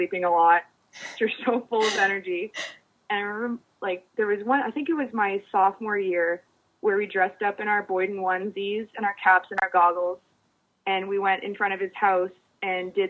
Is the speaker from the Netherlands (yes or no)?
no; Canada; moved away as an adult; I'm from Canada and it was my first time living outside of my country.